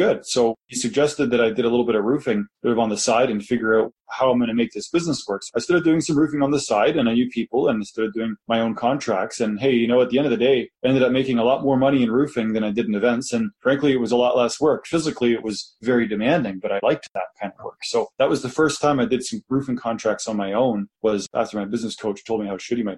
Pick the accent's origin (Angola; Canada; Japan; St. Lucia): Canada; Kitchener, Ontario; moved away as an adult; now in Calgary, Canada; I was from Kitchener